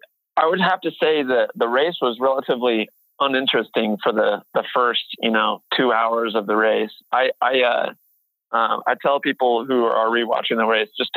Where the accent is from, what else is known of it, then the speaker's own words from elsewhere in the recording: Boone, Iowa, United States; also born or lived in Seward, Nebraska / West Des Moines, Iowa; So I'm currently 27 years old. I was born in Seward, Nebraska, but I grew up in Boone, Iowa. I'm currently living in West Des Moines, Iowa.